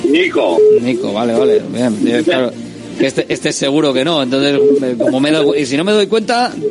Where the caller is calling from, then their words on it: Bilbao, Basque Country, Spain; Hola, muy buenas. ¿Quién eres? ¿Qué tal? … de Bilbao. Feliz año.